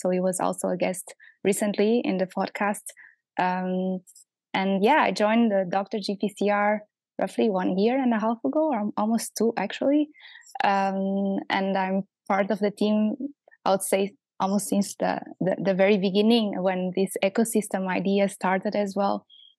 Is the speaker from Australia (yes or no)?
no; Portugal; moved away as an adult; now in Geneva, Switzerland; I'm originally from Portugal. I did my studies there at University of Porto.